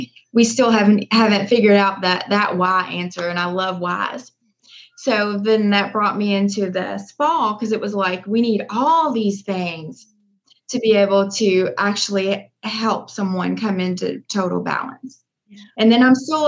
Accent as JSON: {"language": "English", "town": "Louisville", "region": "Kentucky", "country": "United States", "tie": "born or raised there", "said": "I'm from Louisville, Kentucky. I've always been here"}